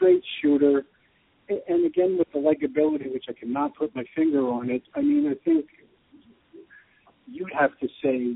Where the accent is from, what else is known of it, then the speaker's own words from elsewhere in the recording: New Rochelle, New York, United States; moved away as an adult; now in Austin, United States; I was born in Rochelle, not in South America or Alaska or the North Pole